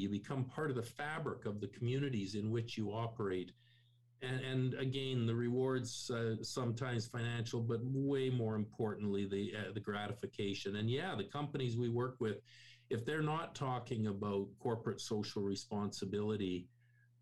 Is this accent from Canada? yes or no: yes; Canada; I'm born and raised in Canada